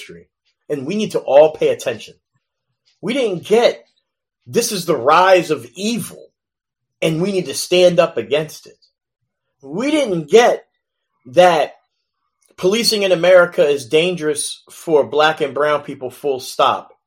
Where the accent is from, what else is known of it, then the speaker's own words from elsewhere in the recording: Philadelphia, Pennsylvania, United States; I grew up in West Philadelphia